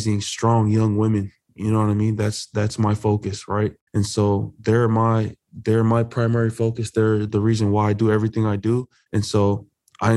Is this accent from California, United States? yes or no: yes; Buena Park, California, United States; growing up in Buena Park, California